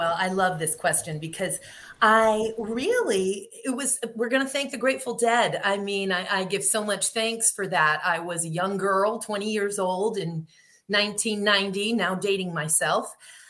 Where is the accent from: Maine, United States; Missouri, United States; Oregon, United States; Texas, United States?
Maine, United States; moved away as an adult; also born or lived in New York; now in Seattle, United States; I was raised in Maine.